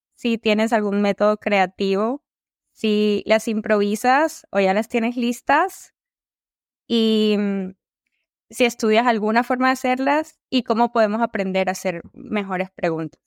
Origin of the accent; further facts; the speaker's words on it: Colombia; soy de Colombia y soy ingeniera industrial